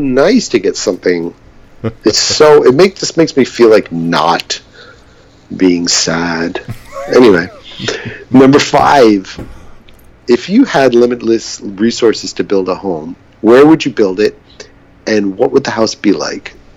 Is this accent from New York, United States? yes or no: yes; New York City, New York, United States; growing up in New York City.